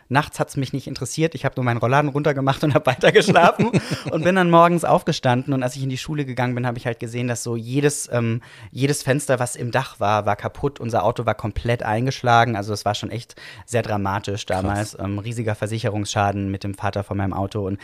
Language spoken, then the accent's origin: German; Baden-Württemberg, Germany; Genau, ich bin geboren im Schwarzwald. Tatsächlich auch von ähm, dem Haus, in dem ich aufgewachsen bin, konnte ich, glaube ich, fünf Minuten zu Fuß gehen.